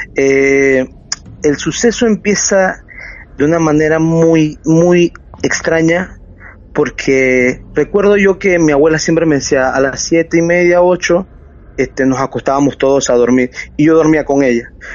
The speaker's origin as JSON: {"language": "Spanish", "region": "Chiriquí", "country": "Panama", "moved": "as an adult", "lives_now": "Panama City, Panama", "said": "soy de una provincia que se llama Chiriquí"}